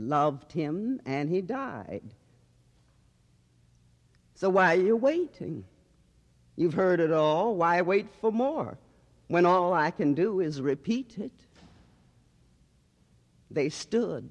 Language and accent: English; Midwest, United States; I grew up in the Midwest in a predominantly white community